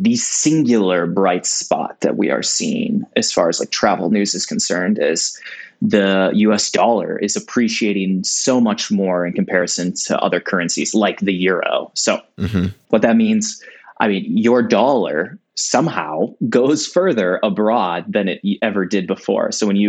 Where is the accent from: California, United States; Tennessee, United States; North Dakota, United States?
North Dakota, United States; Fargo; moved away; I grew up in Fargo, North Dakota, and I know a lot of people in Fargo. My parents are in Fargo.